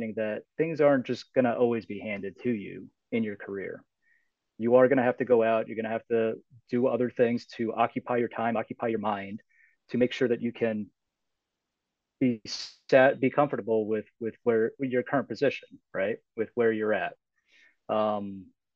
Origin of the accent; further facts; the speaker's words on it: United States; also born or lived in New York / New Jersey; I grew up in New York and New Jersey